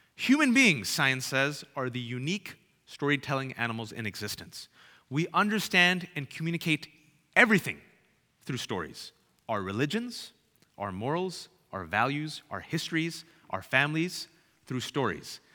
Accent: Bay Area, California, United States; growing up in the Bay Area, California

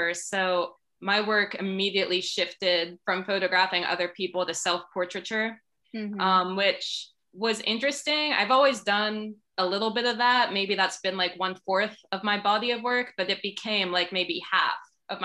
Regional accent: Indiana County, Pennsylvania, United States; moved away as an adult; also born or lived in New Orleans; now in Pittsburgh, United States; I'm from the area, I'm from Indiana County, but I have like family roots in the city

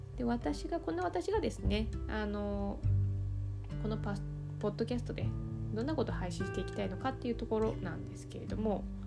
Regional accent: Yamanashi, Japan; moved away as an adult; also born or lived in Kanagawa; now in Tokyo, Japan; 山梨県出身でして

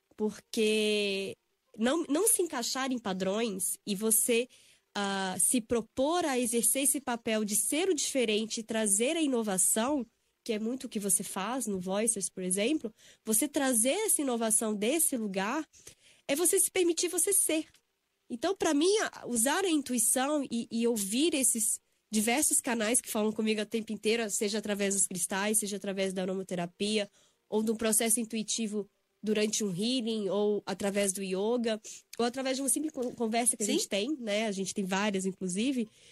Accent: Belo Horizonte, Minas Gerais, Brazil; moved away as an adult; also born or lived in São Paulo; eu sou de Belo Horizonte, né? Fiz a faculdade aqui na PUC São Paulo

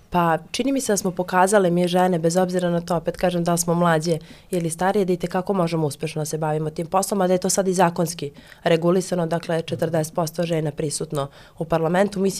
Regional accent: Šumadija and Western Serbia, Serbia; ja dolazim iz Rasinskog okruga, pošto ste pomenuli uh, žene, dakle tu imamo grad Kruševac i pet opštine

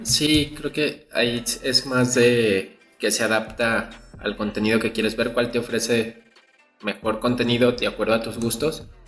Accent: Mexico; como mexicano

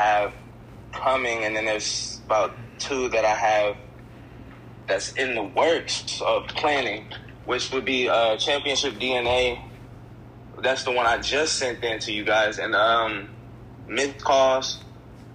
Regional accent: Evansville, Indiana, United States; I'm from Evansville, Indiana

